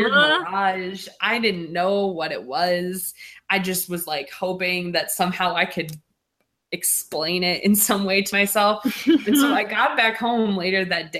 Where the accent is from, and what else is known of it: Michigan, United States; born or raised there